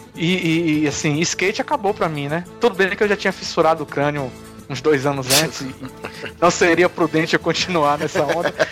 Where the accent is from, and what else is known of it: Salvador, Bahia, Brazil; born or raised there; also born or lived in Conceição do Almeida